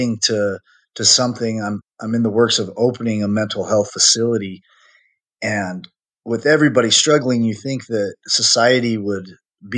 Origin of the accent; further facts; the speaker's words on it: Utah, United States; I'm born and raised in Utah